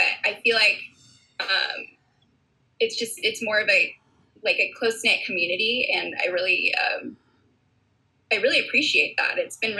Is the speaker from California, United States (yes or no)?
yes; Santa Cruz, California, United States; moved away as an adult; also born or lived in Santa Barbara, California; now in Kona, Hawaii, United States; So I grew up in Santa Cruz, California. I lived there until I was like 20, 21.